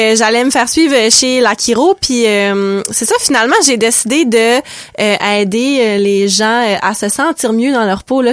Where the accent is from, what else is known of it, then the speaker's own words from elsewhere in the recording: Saguenay, Quebec, Canada; moved away as an adult; now in Restigouche, Canada; Non, je viens du Saguenay, je suis originaire du Saguenay